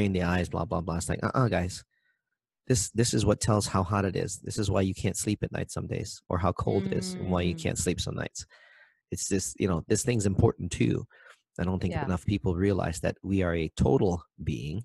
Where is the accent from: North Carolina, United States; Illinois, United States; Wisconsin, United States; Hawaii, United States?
Hawaii, United States; Maui; I'm from Maui